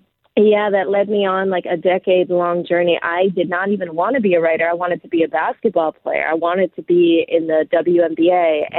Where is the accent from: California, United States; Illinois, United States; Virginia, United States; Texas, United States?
California, United States; Los Angeles; Yeah, you know, so I'm from Los Angeles, and I was in elementary school